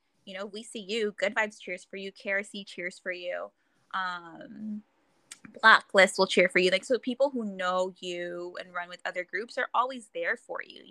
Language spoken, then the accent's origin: English; Inglewood, California, United States; I grew up in Inglewood